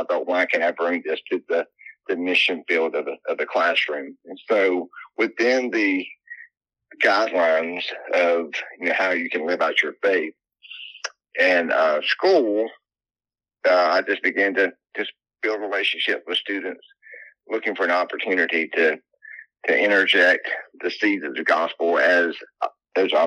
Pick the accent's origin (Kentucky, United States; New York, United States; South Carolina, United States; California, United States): South Carolina, United States; Landrum; I'm down in South Carolina, born and raised here. I grew up in a small town called Landrum, South Carolina